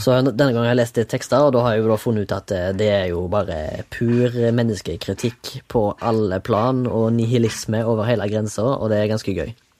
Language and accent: Norwegian; Haugesund, Rogaland, Norway; now in Oslo, Norway; fra Haugesund. Sitter på Majorstua